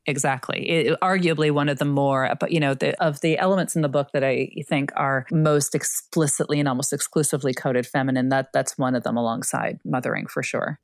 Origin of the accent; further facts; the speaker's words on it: Canada; I'm Canadian